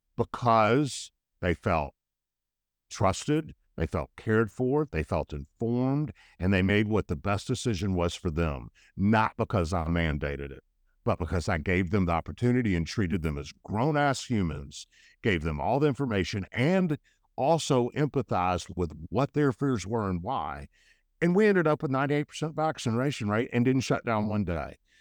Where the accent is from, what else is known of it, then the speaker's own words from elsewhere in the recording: United States; I was born in the United States